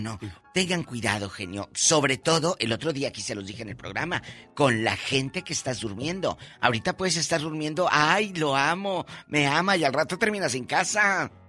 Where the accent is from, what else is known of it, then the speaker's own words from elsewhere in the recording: Matamoros, Tamaulipas, Mexico; moved away; Allá en mi tierra